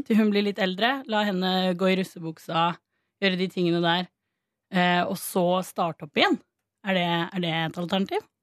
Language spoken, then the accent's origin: Norwegian; Stavanger, Rogaland, Norway; now in Oslo, Norway; Jeg er Oslo-basert, men jeg er eh, originalt fra Stavanger